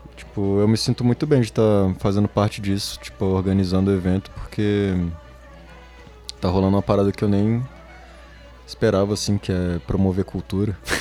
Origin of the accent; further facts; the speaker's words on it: Brasília, Federal District, Brazil; moved away; also born or lived in Manchester; eu sou de Brasília